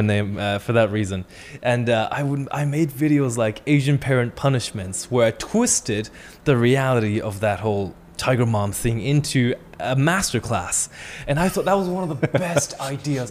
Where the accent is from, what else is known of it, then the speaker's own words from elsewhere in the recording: China; moved away; the way I was raised in China as a kid